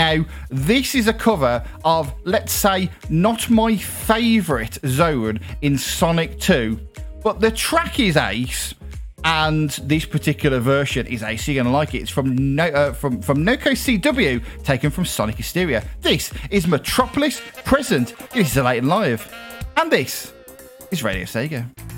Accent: United Kingdom; I'm British, Caribbean vibes here on the show

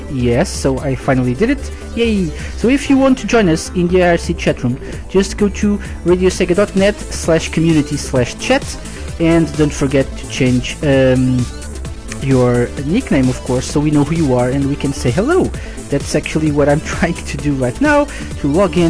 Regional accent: Portugal; I'm live from Portugal.

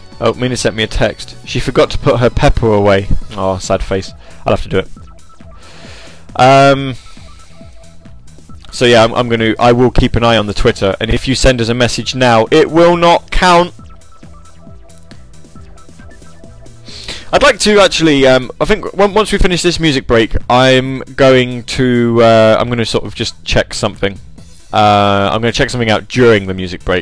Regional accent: Grantham, East Midlands, United Kingdom; my hometown

